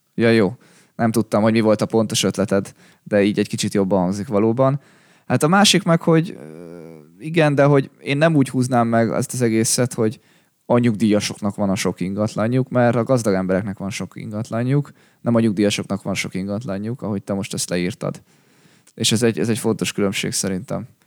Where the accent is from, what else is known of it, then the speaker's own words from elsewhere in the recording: Hungary; így magyarként